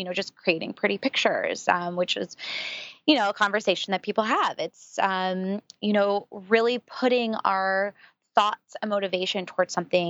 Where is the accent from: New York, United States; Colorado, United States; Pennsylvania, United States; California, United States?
California, United States; San Francisco; Being from San Francisco, I grew up around Silicon Valley and a lot of, you know, just the tech world in general.